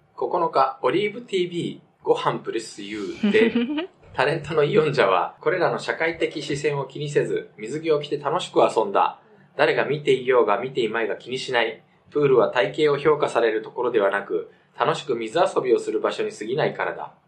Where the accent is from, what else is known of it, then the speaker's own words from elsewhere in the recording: Japan; also born or lived in South Korea; 日本生まれ韓国在住経験あり、仕事でたまに聞きしている日本人